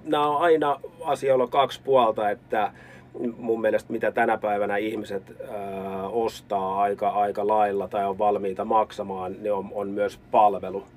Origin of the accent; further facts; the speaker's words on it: Helsinki capital region, Uusimaa, Finland; now in Lappeenranta, Finland; mun puheessa tulee mä ja sä ja mie ja sieni, niin johtuu siitä, että mä oon pääkaupunkiseudulta kotoisin